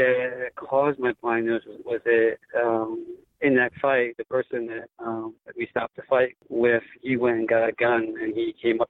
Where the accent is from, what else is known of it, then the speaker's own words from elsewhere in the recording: Honolulu, Hawaii, United States; My home, you want to call it home duty station, my hometown is Honolulu, Hawaii.